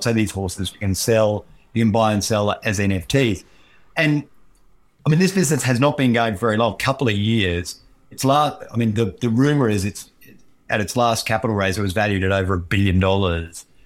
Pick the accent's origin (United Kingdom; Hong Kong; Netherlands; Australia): Australia; Queensland; moved away; I come from Queensland.